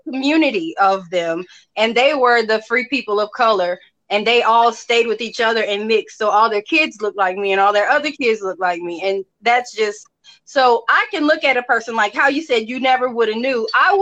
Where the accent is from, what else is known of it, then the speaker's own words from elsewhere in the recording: New Orleans, Louisiana, United States; moved away as an adult; now in Mississippi, United States; I was born in Mississippi, where I'm at now. As a kid, I moved to New Orleans and I spent like over 22 decades down there. That's where I got married. That's where I had my kids. Like, that's my home